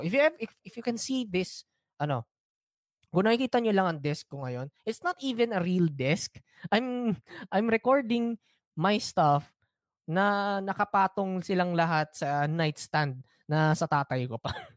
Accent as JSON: {"language": "Tagalog", "country": "Philippines", "said": "It's part of being a Filipino you have to endure slow internet."}